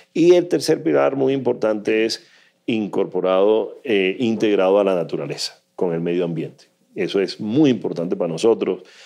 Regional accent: Colombian Caribbean coast, Colombia; Nosotros somos caribeños y somos mar Caribe.

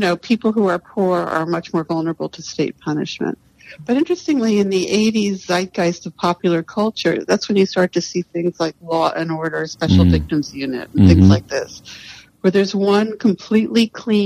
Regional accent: New York City, New York, United States; when I was born in 1958 in New York City

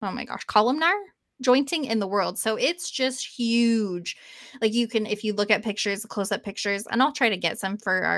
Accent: Wyoming, United States; So I am originally from Wyoming. I'm a Wyoming native

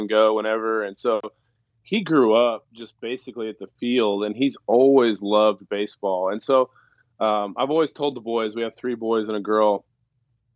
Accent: Stillwater, Oklahoma, United States; moved away as an adult; also born or lived in Jupiter, Florida; I grew up in Stillwater

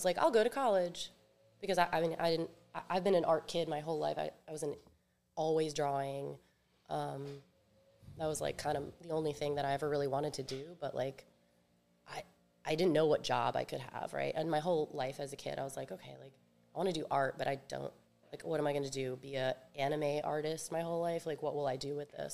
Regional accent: suburbs of Virginia, United States; born or raised there; also born or lived in Rivervale, New Jersey / Richmond, Virginia / Japan

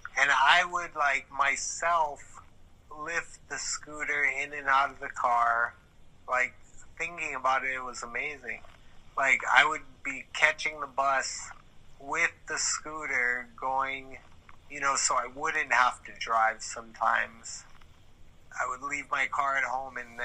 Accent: Hawaii, United States; I'm thankful to live here, feel very happy to be born and raised in Hawaii

